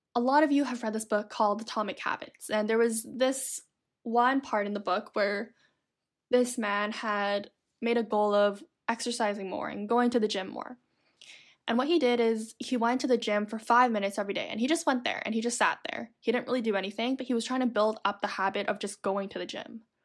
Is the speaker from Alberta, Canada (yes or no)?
no; Toronto, Ontario, Canada; Growing up in Toronto, there was a decent amount of snow, I would say.